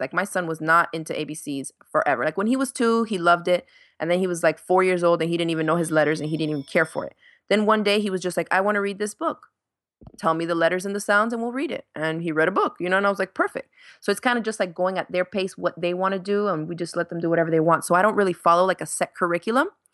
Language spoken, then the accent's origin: English; Miami, Florida, United States; moved away as an adult; also born or lived in New York / Dominican Republic; now in Gainesville, United States; I was born in New York, and I grew up in Miami